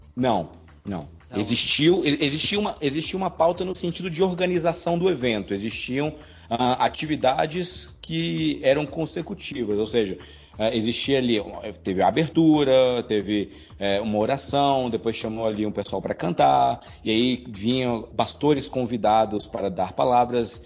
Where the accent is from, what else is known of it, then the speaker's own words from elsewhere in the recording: Brazil; Nós, brasileiros